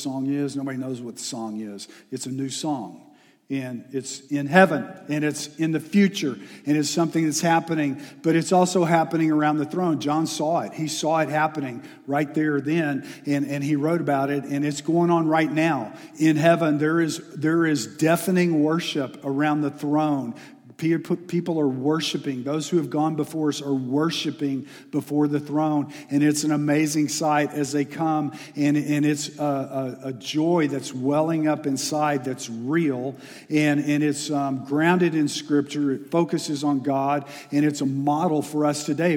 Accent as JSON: {"language": "English", "region": "Texas", "country": "United States", "moved": "yes", "said": "I'm from Texas"}